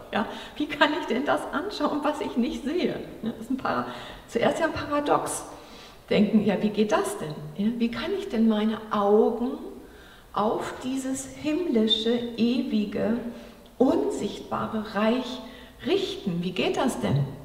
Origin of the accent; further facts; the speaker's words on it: Germany; Wir so als Deutsche, ne, so wie wir aufgewachsen sind in der Schule